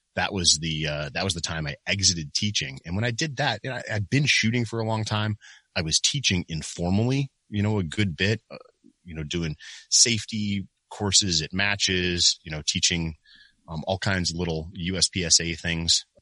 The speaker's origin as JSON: {"language": "English", "region": "Michigan", "country": "United States", "moved": "as an adult", "lives_now": "Ohio, United States", "said": "I was from Michigan."}